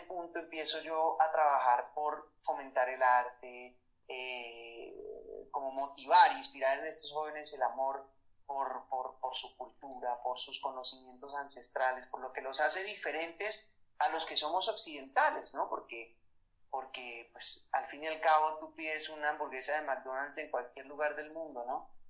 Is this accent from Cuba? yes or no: no; Bogotá, Colombia; moved away as an adult; also born or lived in Madrid / Paris / Barcelona; soy bogotano.